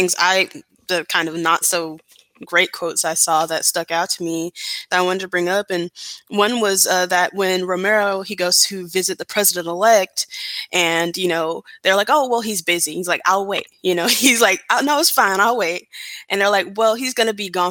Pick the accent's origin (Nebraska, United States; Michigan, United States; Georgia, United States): Georgia, United States; Atlanta; I grew up in Atlanta